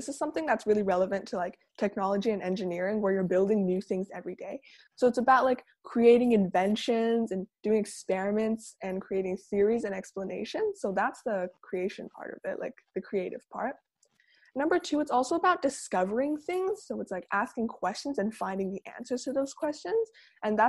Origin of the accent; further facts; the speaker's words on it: Langley, British Columbia, Canada; I'm from Langley, British Columbia in Canada.